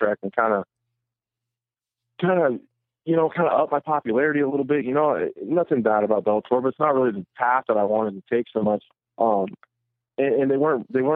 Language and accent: English; Nebraska, United States; my hometown